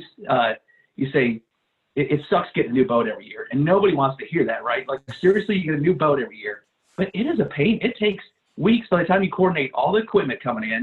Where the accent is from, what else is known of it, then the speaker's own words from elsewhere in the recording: Midwest, United States; moved away as an adult; also born or lived in Milwaukee, Wisconsin / Madison, Wisconsin; now in Texas, United States; I grew up in the Midwest